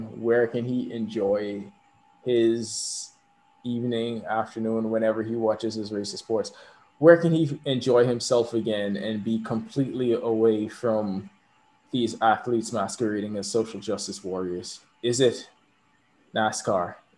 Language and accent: English; Bahamas; moved away; also born or lived in Kentucky; I was from the Bahamas